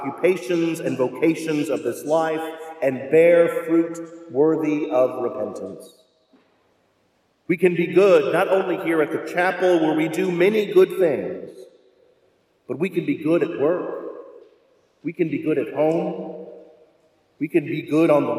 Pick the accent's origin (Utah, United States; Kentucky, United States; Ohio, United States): Kentucky, United States; Louisville; moved away; My hometown of Louisville